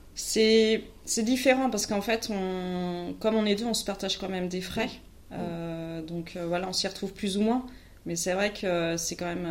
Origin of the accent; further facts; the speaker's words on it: Carquefou, Pays de la Loire, France; moi, je viens de Carquefou, Loire-Atlantique